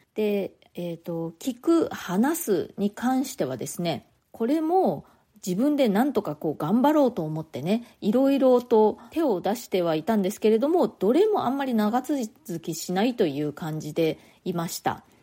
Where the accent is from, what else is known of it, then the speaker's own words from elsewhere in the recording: Japan; first language Japanese; moved away as an adult; now in New York, United States; 私は日本で生まれ育ってですね、日本の大学を卒業後、日本で普通に就職した